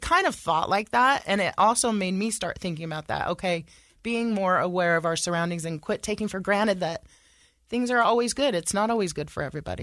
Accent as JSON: {"language": "English", "town": "Sacramento", "region": "California", "country": "United States", "tie": "born or raised there", "moved": "as an adult", "lives_now": "Utah, United States", "said": "I was raised in California"}